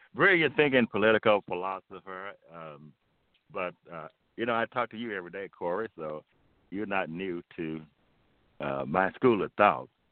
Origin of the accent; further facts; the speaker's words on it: United States; America is my homeland, it's my home